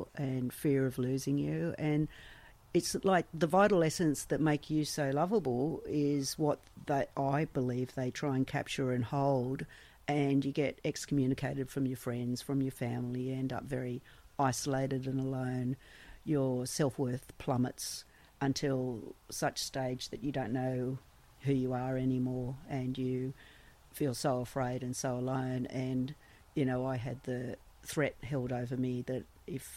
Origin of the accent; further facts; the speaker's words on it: Sydney, New South Wales, Australia; I was born and raised in Sydney